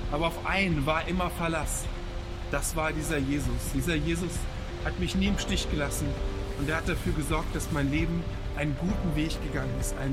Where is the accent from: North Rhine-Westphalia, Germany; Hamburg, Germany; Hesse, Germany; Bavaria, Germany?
Hamburg, Germany; now in Berlin, Germany; Ich komme aus Hamburg und wohne jetzt in der Hauptstadt in Berlin und ich möchte euch meine Geschichte erzählen. Ich bin in Hamburg aufgewachsen